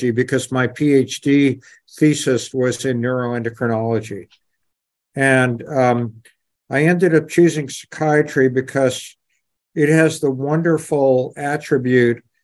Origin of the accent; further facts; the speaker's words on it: New York City, New York, United States; moved away as an adult; also born or lived in Boston / North Carolina / Atlanta; I was brought up in New York City, lived on the top floor of a walk-up tenement in the Bronx